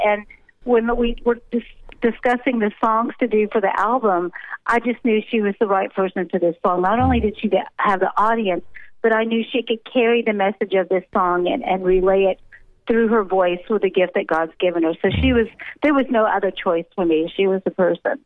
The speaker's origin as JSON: {"language": "English", "country": "United States", "moved": "as an adult", "lives_now": "South Africa", "said": "I'm an American that's been transplanted and been living in South Africa for pretty much most of my married life"}